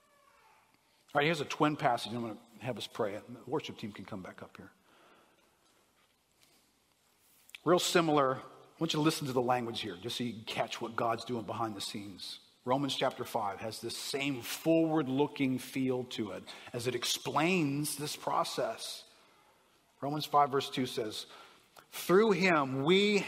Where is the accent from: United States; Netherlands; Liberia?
United States; I'm an American